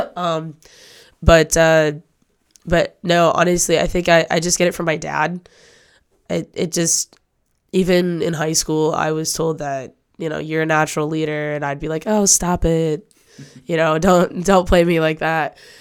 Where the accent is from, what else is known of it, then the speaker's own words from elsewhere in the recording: Manton, Michigan, United States; moved away; also born or lived in Cadillac, Michigan; I'm from a small town in northern Michigan. I'm from Manton.